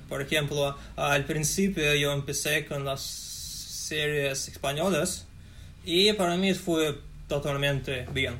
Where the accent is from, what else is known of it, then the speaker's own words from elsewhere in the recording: Russia; Spanish is a second language; soy ruso